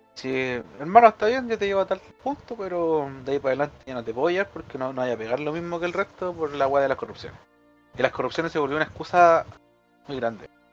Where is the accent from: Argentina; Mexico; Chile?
Chile; Yo como chileno puedo huear a mi gente chilena porque chileno.